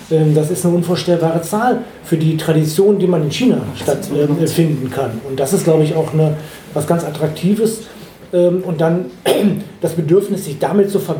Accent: Dortmund, North Rhine-Westphalia, Germany; moved away as an adult; now in Duderstadt, Germany; ich bin in Dortmund geboren und ich bin in Dortmund groß geworden. Dann bin ich nach Göttingen gekommen

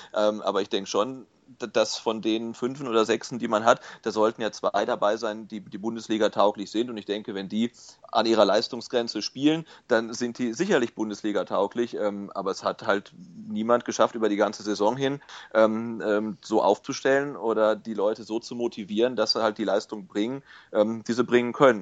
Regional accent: near Bielefeld, North Rhine-Westphalia, Germany; now in Stuttgart, Germany; ich komme ursprünglich aus der Nähe von Bielefeld

